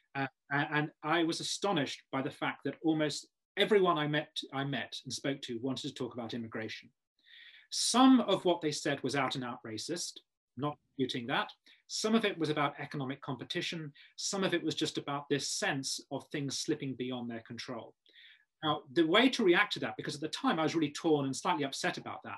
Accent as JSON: {"language": "English", "area": "Kent", "region": "South East England", "country": "United Kingdom", "said": "I'm from Kent"}